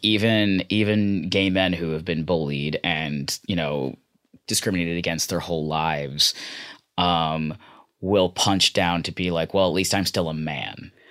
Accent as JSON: {"language": "English", "town": "San Francisco", "region": "California", "country": "United States", "tie": "born or raised there", "said": "I grew up in San Francisco in the Bay Area"}